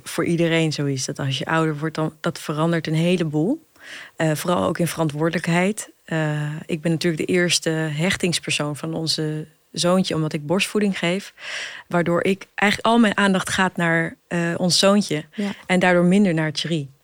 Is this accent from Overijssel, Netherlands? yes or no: yes; Hengelo, Overijssel, Netherlands; moved away as an adult; also born or lived in Amsterdam; Ik ben opgegroeid in Twente, in Hengelo